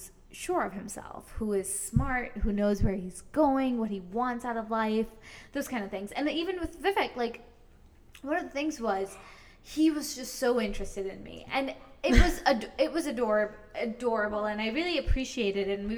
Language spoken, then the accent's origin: English; United States; I grew up in America